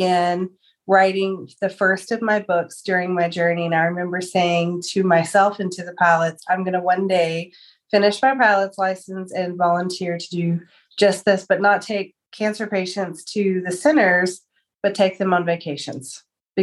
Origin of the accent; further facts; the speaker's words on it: Amarillo, Texas, United States; I am from Amarillo, Texas. I was born and raised here in the Texas Panhandle